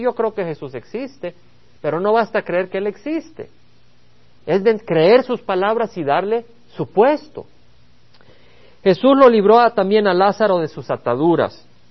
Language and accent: Spanish; El Salvador; moved away; Allá en El Salvador, la patria de donde vengo